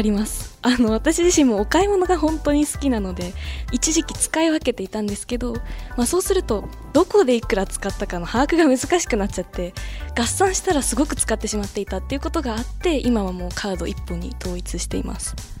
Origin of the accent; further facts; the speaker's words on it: Aichi, Japan; 地元愛知出身で